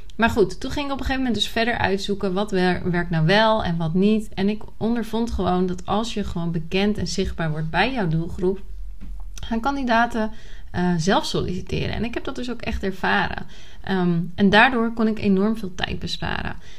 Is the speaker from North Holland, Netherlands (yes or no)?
yes; Nieuw-Vennep, North Holland, Netherlands; moved away as an adult; also born or lived in Córdoba, Spain; now in Málaga, Spain; ik ben opgegroeid in Nieuw-Vennep. Dat is in de buurt van Amsterdam, hè, de Haarlemmermeer